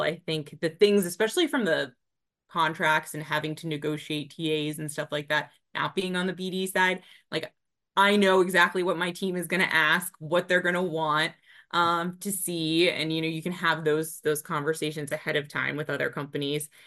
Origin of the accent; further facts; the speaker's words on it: Springfield, Virginia, United States; So I grew up in Springfield, Virginia